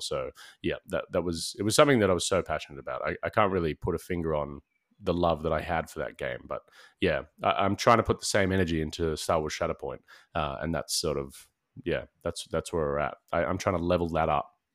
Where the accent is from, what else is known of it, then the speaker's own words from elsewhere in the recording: Sydney, New South Wales, Australia; we're both from Sydney